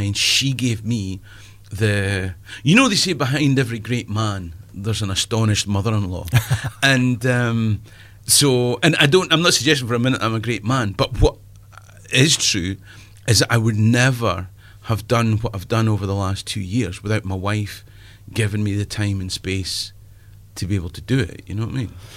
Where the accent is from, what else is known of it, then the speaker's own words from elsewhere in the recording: Perth, Scotland, United Kingdom; I'm from the east coast, right? I'm from Perth